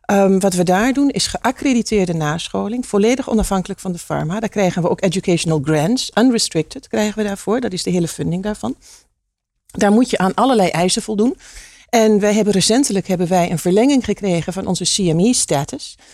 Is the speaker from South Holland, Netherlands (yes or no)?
no; Hengelo, Overijssel, Netherlands; ik kom uit Hengelo. Dat is heel grappig. En mijn vader komt uit Oekraïne.